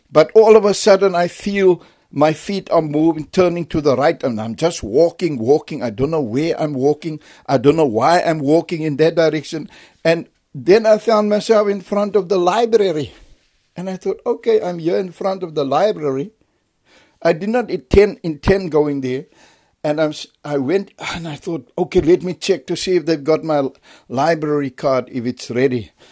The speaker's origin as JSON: {"language": "English", "town": "Cape Town", "region": "Western Cape", "country": "South Africa", "said": "We are not from there. We are originally from Cape Town, but when the riots came, my mother relocated to the faraway place."}